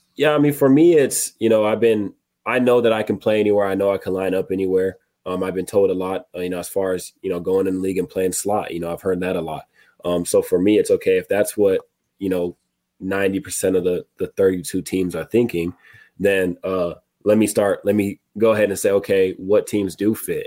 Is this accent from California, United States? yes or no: yes; Murrieta, California, United States; moved away; My mom is coming from California. She lives in my hometown, Marietta